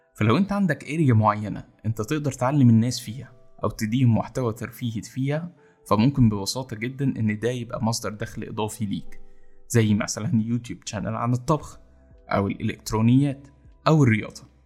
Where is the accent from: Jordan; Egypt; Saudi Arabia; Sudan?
Egypt; إن إحنا كمصريين